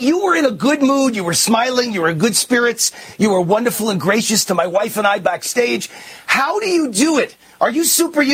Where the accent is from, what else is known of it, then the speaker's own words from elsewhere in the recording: New York, United States; now in Las Vegas, United States; that's my adopted hometown. You know, I'm a New Yorker